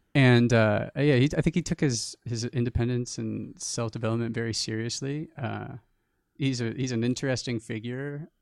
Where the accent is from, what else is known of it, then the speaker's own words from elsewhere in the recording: New Jersey, United States; a small town where we grew up in New Jersey